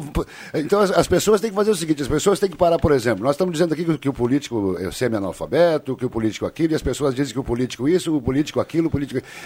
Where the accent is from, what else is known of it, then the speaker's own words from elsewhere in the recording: Passo do Sobrado, Rio Grande do Sul, Brazil; amigos conterrâneos de Passo do Sobrado, minha terra